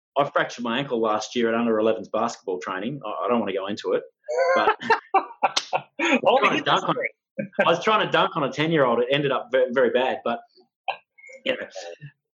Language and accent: English; Australia; I'm Aboriginal, but I'm also Australian from Scottish descent